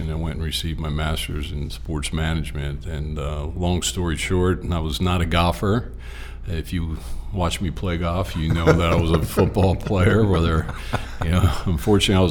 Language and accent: English; New Jersey, United States; moved away; also born or lived in Greensboro, North Carolina; I'm a Southerner at heart, being from Exit 4 in the Jersey Turnpike from South Jersey